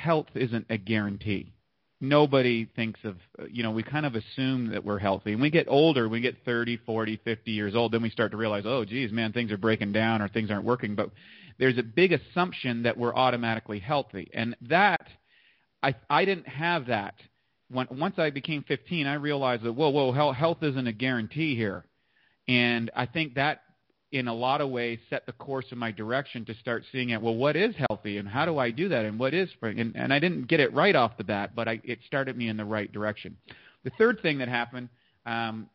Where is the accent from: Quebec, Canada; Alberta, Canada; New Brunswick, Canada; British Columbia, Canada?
New Brunswick, Canada; eastern Canada, northeast of Maine; also born or lived in Toronto, Ontario, Canada; I just kind of grew up in eastern part of Canada. I was born in Toronto, but then I moved out to the sticks, just a little slightly northeast of Maine in the United States